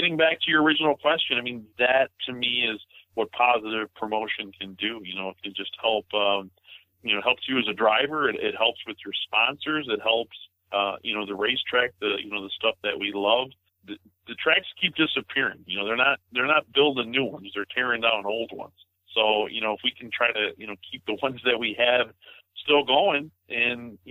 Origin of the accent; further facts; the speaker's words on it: Blue Island, Illinois, United States; my hometown of Blue Island, right down the street from Raceway Park